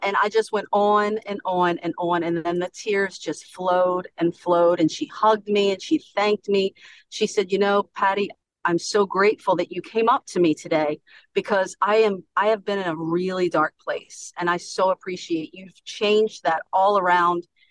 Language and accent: English; Baltimore, Maryland, United States; now in Long Neck, United States; I'm originally from Baltimore, Maryland, uh-huh. and I moved to Long, Long Neck, Delaware